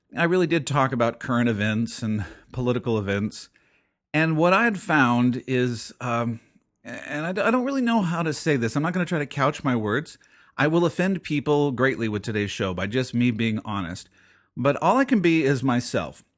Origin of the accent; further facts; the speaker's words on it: United States; being an American